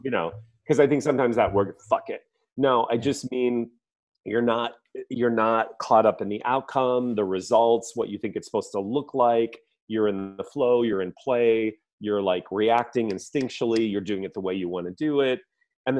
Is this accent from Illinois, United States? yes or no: yes; the Midwest, near Chicago, Illinois, United States; I grew up in the Midwest, not far from Chicago